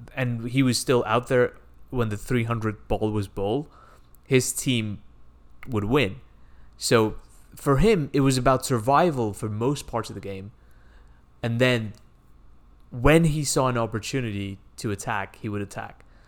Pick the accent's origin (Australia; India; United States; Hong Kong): India; moved away; I grew up in India where cricket is a big sport